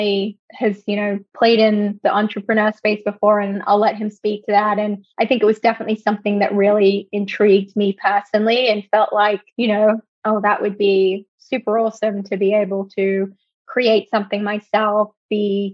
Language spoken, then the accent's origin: English; Australia; moved away; I'm originally from Australia